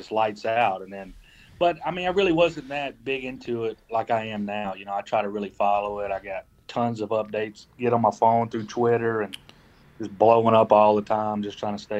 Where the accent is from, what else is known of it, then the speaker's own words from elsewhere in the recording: Columbus, Georgia, United States; Columbus, Georgia. It's like smack dab in the middle. We're like mid west. We're like right on the Alabama border.